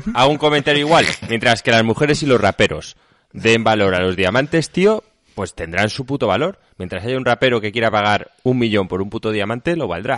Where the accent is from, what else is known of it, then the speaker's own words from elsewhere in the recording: Seville, Andalusia, Spain; now in Madrid, Spain; Nací en, Sevilla, pero mi sangre es alicantina